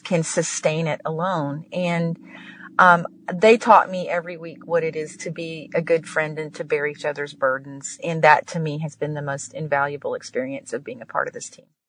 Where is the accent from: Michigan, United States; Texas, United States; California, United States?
Texas, United States; I grew up in Texas